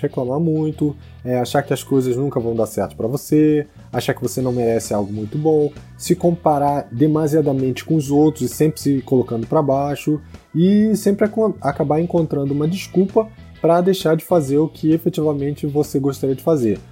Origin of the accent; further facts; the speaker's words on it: Rio de Janeiro, Brazil; Porque eu sou solteiro, porque eu sou brasileiro, porque eu sou carioca, porque eu não falo inglês